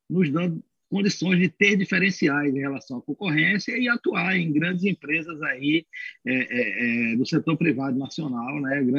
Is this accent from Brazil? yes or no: yes; Pernambuco, Brazil; now in São Paulo, Brazil; nós somos oriundos né, de Pernambuco, resolvemos nos estabelecer em São Paulo